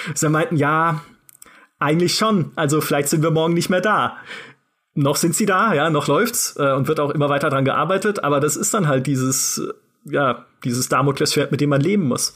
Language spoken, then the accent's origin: German; Karlsruhe, Baden-Württemberg, Germany; dem Karlsruher Schloss, ne, dem Schloss meiner Heimatstadt